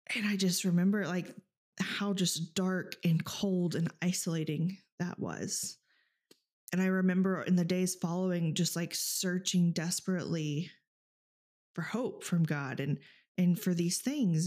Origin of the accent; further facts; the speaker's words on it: Texas, United States; now in Alaska, United States; growing up in Texas, even here in Alaska